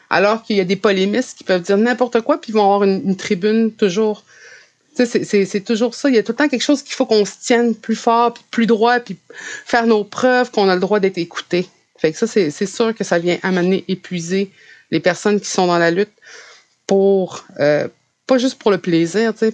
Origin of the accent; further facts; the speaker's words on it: Canada; first language French; moi, le français, c'est ma première langue parce que c'est celle que j'ai appris. Même si j'étais entourée euh, d'Inou qui parlaient de, façon fluide, l'Inou et j'ai appris le français